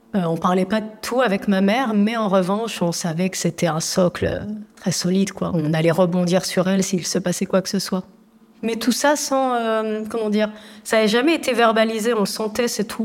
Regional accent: Agadir, Souss-Massa, Morocco; Je suis née donc à Agadir. On vivait dans un quartier populaire

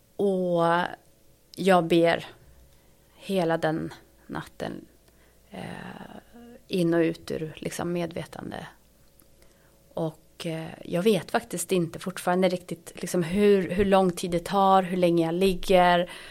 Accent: Sweden; moved away as an adult; also born or lived in Ethiopia; jag är ju svensk

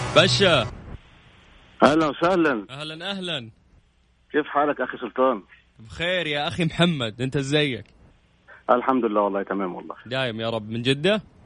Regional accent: Cairo, Cairo Governorate, Egypt; من مصر انا من القاهره

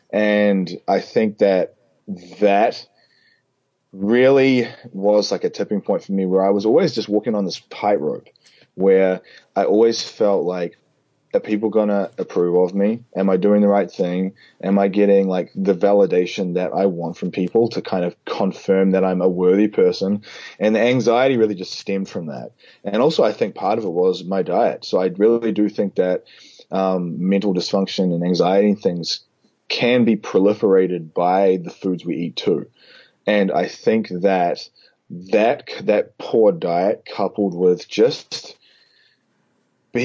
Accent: Auckland, New Zealand; moved away as an adult; also born or lived in Whanganui, New Zealand; now in New Orleans, United States; Auckland. I was born in Whanganui, but I lived in Auckland most of my life

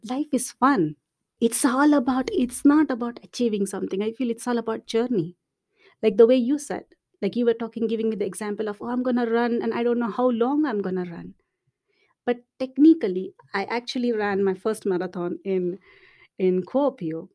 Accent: India; moved away as an adult; also born or lived in Montreal, Canada / Finland; now in Dublin, Ireland; I'm, I'm from India

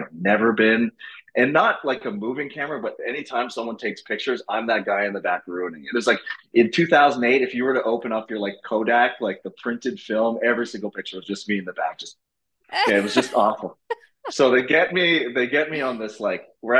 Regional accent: Montreal, Quebec, Canada; moved away as an adult; also born or lived in Los Angeles, United States; now in Toronto, Canada; I'm a Montreal kid, born and raised

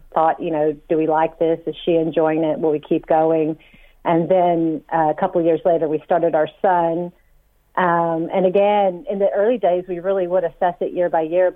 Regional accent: United States; now in Ireland; I'm originally from the States

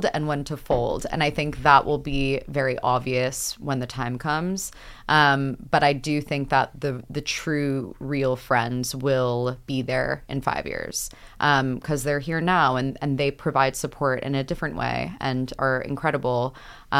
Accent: United States; moved away as an adult; now in United Kingdom; I'm from America

